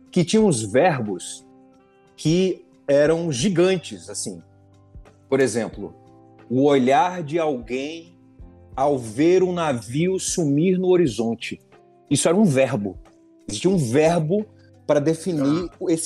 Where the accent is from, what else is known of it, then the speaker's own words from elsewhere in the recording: Pernambuco, Brazil; Eu sou pernambucano